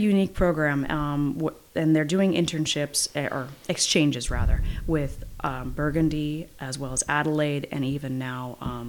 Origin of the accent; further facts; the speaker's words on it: Yountville, California, United States; I was born in Yountville and grew up there in the same house. So my parents moved in 6 weeks after I was born.